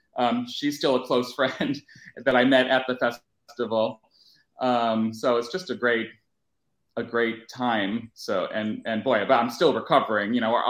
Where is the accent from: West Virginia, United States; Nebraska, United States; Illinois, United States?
Illinois, United States; Chicago; moved away; I'm from Chicago originally.